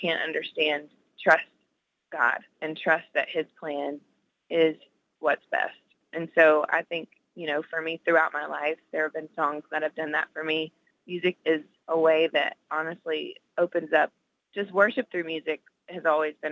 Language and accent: English; Nashville, Tennessee, United States; I grew up in Nashville and listening to Christian radio